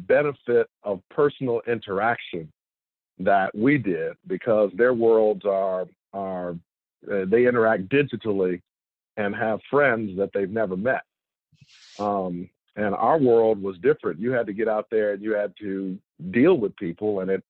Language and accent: English; Detroit, Michigan, United States; moved away as an adult; also born or lived in Evanston, Illinois / Chicago, Illinois; I grew up in Detroit in the 60s and 70s